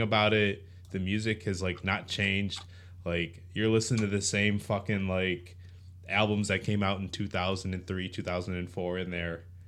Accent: Philippines; I'm a Filipino who's never done karaoke

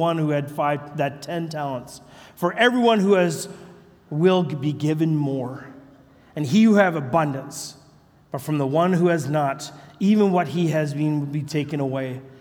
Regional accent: British Columbia, Canada; I'm from British Columbia, Canada.

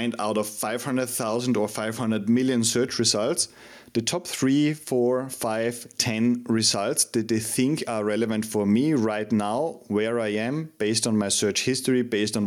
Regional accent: Austria; now in Madrid, Spain; I'm originally from Austria, but based in Madrid in Spain.

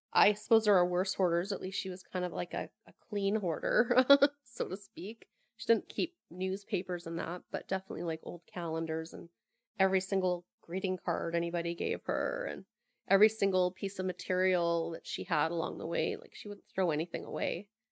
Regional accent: Sooke, British Columbia, Canada; moved away as an adult; also born or lived in Alberta / Victoria; now in Pender Island, Canada; I grew up in Sioux, went to school there, went to high school there

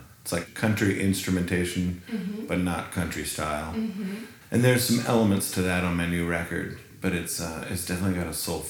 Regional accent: Puget Sound, Washington, United States; I'm from the Seattle, Washington area. I live about 2 hours east, but okay. Born and raised in the Puget Sound.

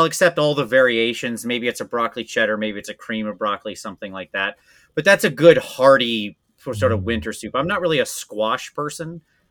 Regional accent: Northwest Ohio, United States; Basically in Northwest Ohio, okay. A small town.

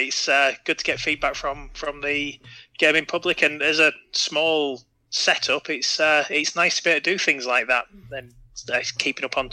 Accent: North Shields, North East England, United Kingdom; I'm from the northeast of England, near a city called Newcastle, which people might have heard of, in a tiny little town called North Shields that no one will have heard of.

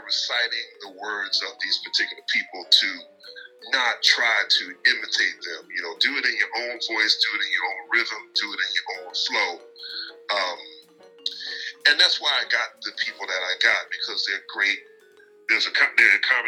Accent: Philadelphia, Pennsylvania, United States; Philly, which is my hometown.

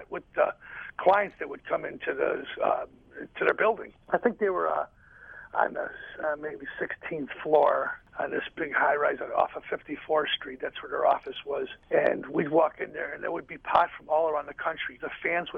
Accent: Chicago, Illinois, United States; Being here in Chicago, it's even though it's my hometown

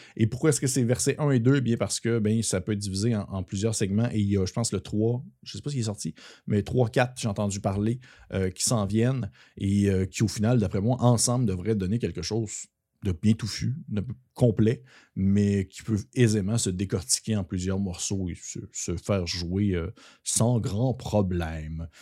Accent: Quebec, Canada; accent: gros accent québécois; Tout mon gros accent québécois qui ressort

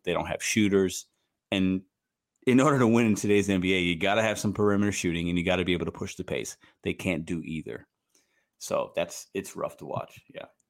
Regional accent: Chicago, Illinois, United States; also born or lived in Puerto Rico; now in St. Louis, United States; I'm from Chicago, but I live in Saint Louis.

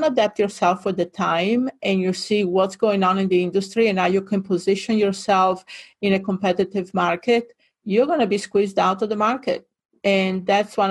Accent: near Venice, Veneto, Italy; English is a second language; moved away as an adult; also born or lived in Hawaii; now in Fort Lauderdale, United States; I grew up in Italy, northern Italy, near Venice

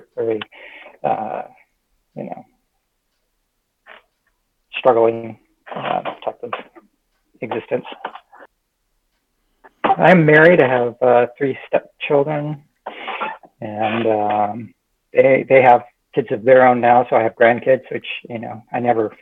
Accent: California, United States; moved away as an adult; now in Texas, United States; I grew up in California, came to Texas about 16 years ago.

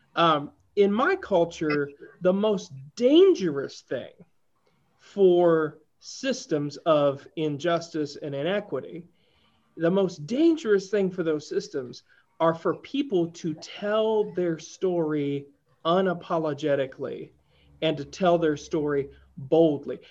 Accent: Appalachia, United States; as an Appalachian

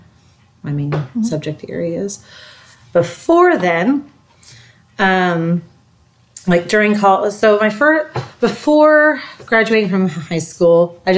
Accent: Oklahoma City, Oklahoma, United States; also born or lived in Stillwater, Oklahoma / Guthrie, Oklahoma; I am from the Oklahoma City area. I was born there, grew up there.

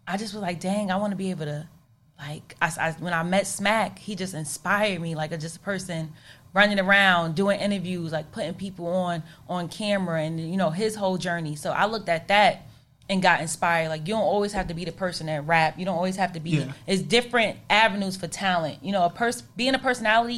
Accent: New York City, New York, United States; Queens, Southside. You know what I'm saying? That's where I'm from

